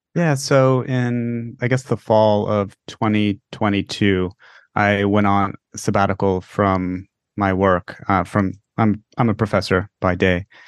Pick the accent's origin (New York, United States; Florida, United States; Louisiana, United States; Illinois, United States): Florida, United States; I come from Florida